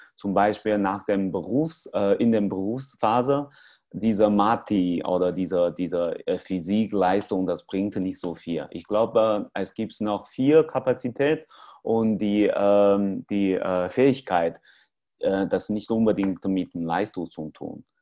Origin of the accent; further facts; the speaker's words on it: China; German is a second language; moved away; in China, in meinem Heimat